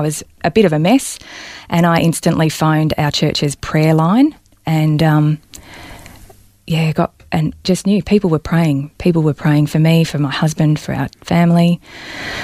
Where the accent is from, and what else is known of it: Balnarring, Victoria, Australia; born or raised there